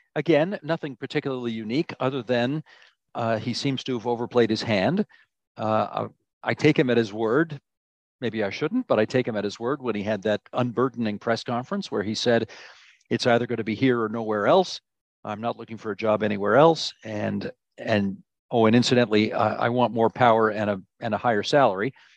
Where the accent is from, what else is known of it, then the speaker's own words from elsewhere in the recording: Hamilton, Ontario, Canada; also born or lived in Toronto; I'm from Hamilton, Ontario, born and raised, moved to Toronto when I was 18